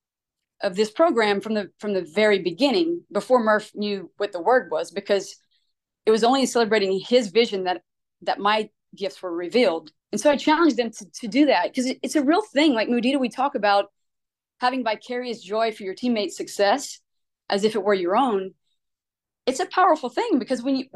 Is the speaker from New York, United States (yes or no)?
no; Louisiana, United States; now in Alabama, United States; I'm from Louisiana